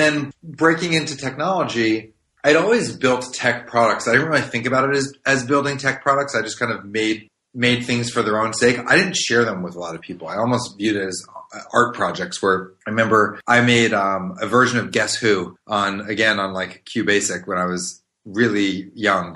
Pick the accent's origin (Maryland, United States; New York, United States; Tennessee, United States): Maryland, United States; I grew up in Maryland, right outside DC